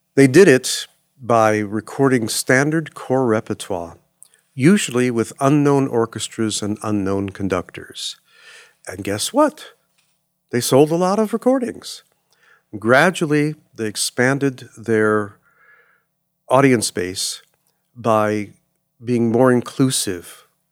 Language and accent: English; Los Angeles, California, United States; growing up in Los Angeles, which is not a fair thing to say because you really can't grow up in L